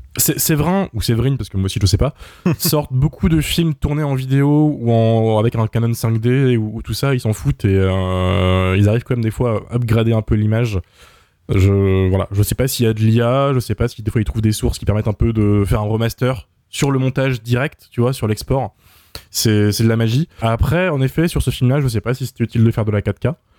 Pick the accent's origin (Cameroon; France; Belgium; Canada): France; first language French